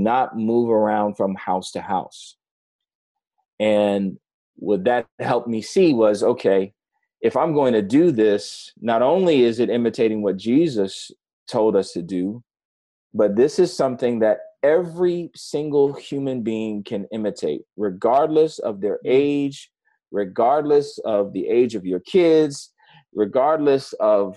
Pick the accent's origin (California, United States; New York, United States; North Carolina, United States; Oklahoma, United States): New York, United States; New York City; moved away; I grew up in New York City